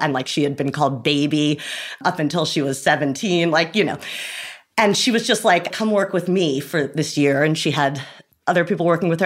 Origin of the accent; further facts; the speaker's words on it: Rye, New York, United States; I'm from Rye, New York, which is about 45 minutes outside